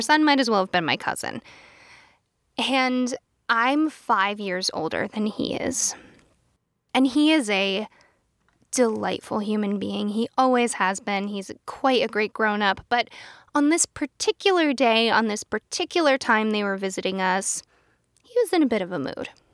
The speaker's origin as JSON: {"language": "English", "region": "Pennsylvania", "country": "United States", "said": "I am from Pennsylvania"}